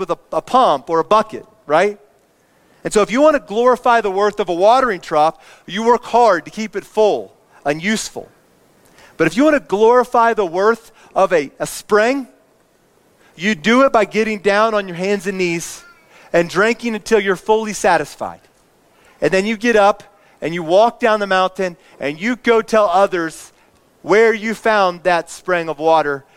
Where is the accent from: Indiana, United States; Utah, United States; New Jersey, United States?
Indiana, United States; I grew up in Indiana